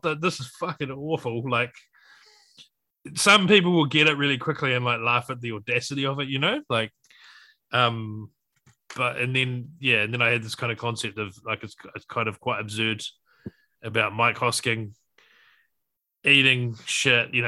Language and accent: English; New Zealand; I was born here, but I'm like a first generation New Zealander.